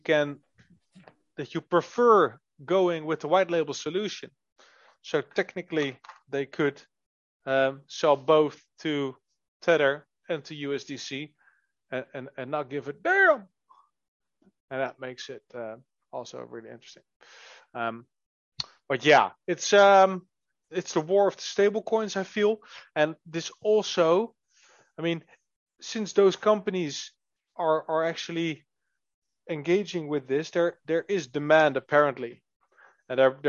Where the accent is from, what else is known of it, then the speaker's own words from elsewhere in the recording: Netherlands; We are from the Netherlands